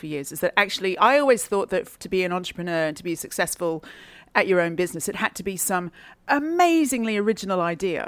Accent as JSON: {"language": "English", "country": "Australia", "said": "I'm from Australia"}